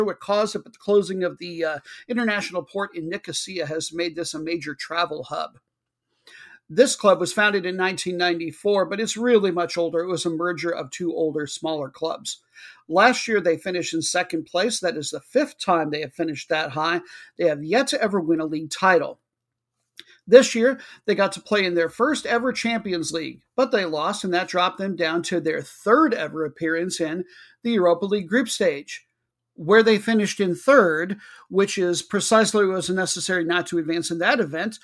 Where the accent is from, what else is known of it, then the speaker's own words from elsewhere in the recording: Midwest, United States; moved away; We're originally from the Midwest. We're not that far from the Midwest